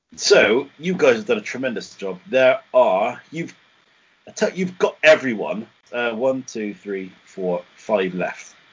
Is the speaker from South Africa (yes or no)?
no; England, United Kingdom; we're English